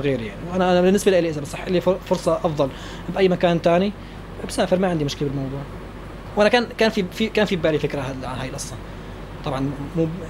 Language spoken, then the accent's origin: Arabic; Damascus suburbs, Rif Dimashq, Syria; moved away as an adult; now in Khartoum, Sudan; انا من دمشق انا من الشام يعني من, من ضواحي الشام